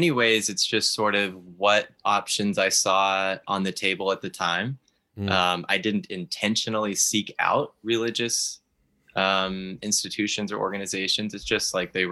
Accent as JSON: {"language": "English", "region": "Texas", "country": "United States", "also_born_or_lived": "Alaska", "said": "I'm originally from Texas, but I lived half of my life in Alaska as well."}